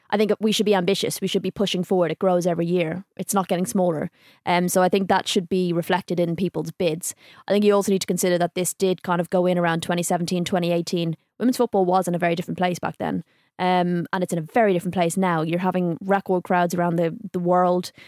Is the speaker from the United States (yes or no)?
no; Ireland; I'm from Ireland